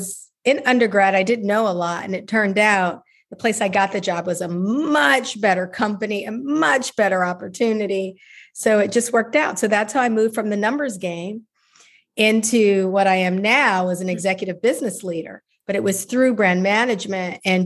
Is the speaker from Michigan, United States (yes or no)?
no; Chicago, Illinois, United States; moved away; I'm from Chicago originally, and I'm such a big city person